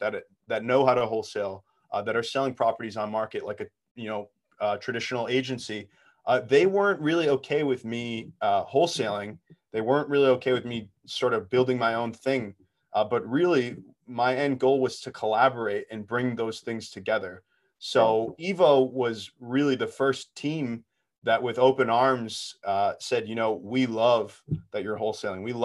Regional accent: Boston, Massachusetts, United States; now in Newton, United States; I grew up in Boston for part of my life and then moved out to Newton

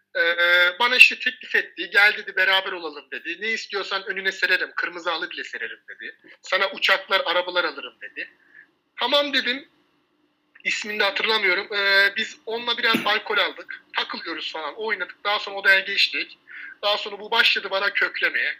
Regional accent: Istanbul, Turkey; also born or lived in a village (unnamed); köyde büyüdüm. Babam annem ilgilenmezdi. Daha sonra biz İstanbul Ataşehir'e taşındık.

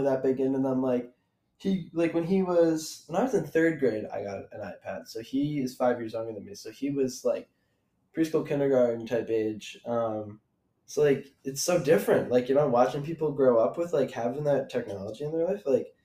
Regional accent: Scranton, Pennsylvania, United States; moved away as an adult; now in Los Angeles, United States; I'm from Scranton, Pennsylvania, and it's kind of like a smaller town

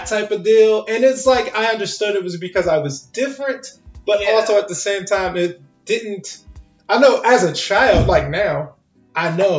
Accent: Washington, District of Columbia, United States; I was born and raised in D.C.

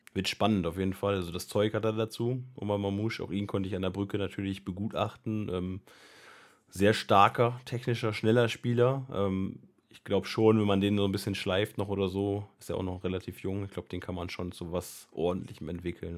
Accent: Northern Germany, Germany; als Norddeutscher

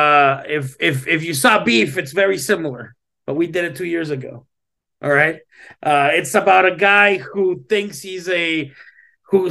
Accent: Laredo, Texas, United States; I'm from Laredo, Texas

